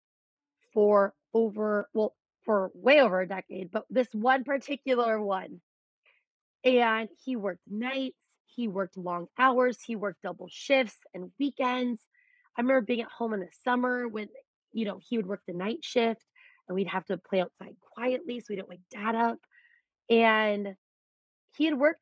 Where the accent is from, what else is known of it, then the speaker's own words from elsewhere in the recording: Beaver, Iowa, United States; I'm from Beaver.